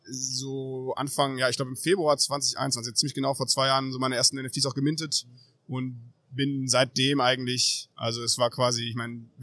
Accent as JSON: {"language": "German", "town": "Münster", "region": "North Rhine-Westphalia", "country": "Germany", "said": "Ähm, also ich bin aus Münster"}